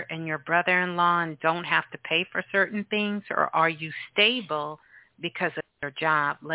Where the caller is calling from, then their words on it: Denver, Colorado, United States; I'm calling from Denver.